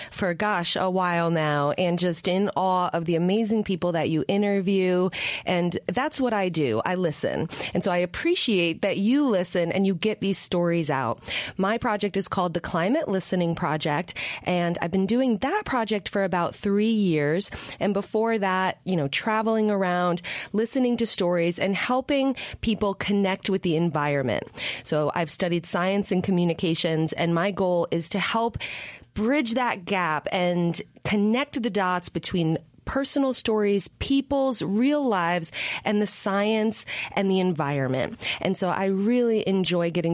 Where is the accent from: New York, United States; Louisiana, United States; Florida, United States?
New York, United States; I grew up in New York